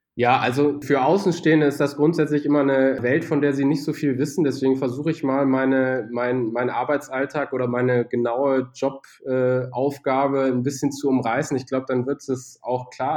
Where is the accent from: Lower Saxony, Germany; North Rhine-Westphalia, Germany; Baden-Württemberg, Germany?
Lower Saxony, Germany; Braunschweig; moved away as an adult; also born or lived in Bad Homburg / Düsseldorf; Braunschweig auch meine Heimatstadt ist